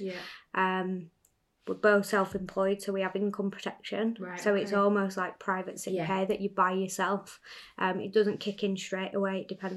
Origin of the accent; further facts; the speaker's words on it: United Kingdom; we're British